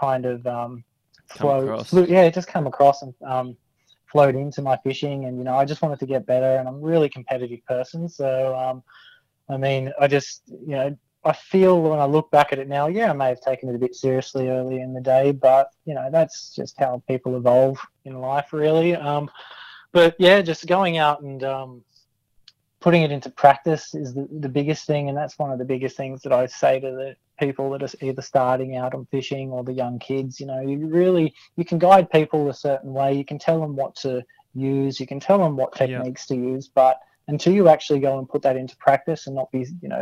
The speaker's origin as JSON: {"language": "English", "town": "Canberra", "region": "Australian Capital Territory", "country": "Australia", "tie": "born or raised there", "said": "growing up in Canberra"}